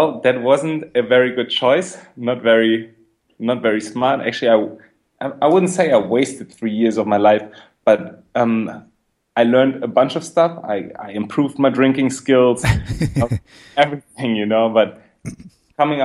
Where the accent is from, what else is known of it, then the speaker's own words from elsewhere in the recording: Berlin, Germany; I'm from Berlin. I grew up in Berlin